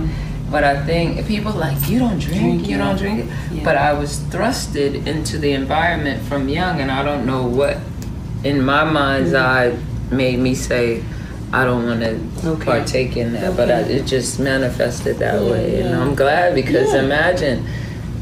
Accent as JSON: {"language": "English", "town": "New York City", "region": "New York", "country": "United States", "tie": "born or raised there", "also_born_or_lived": "Atlanta", "said": "I am born and raised from the Boogie Down Bronx"}